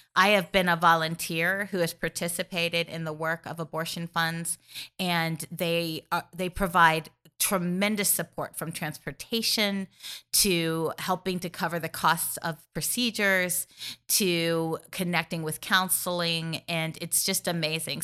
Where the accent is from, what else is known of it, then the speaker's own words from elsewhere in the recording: Missouri, United States; my home state of Missouri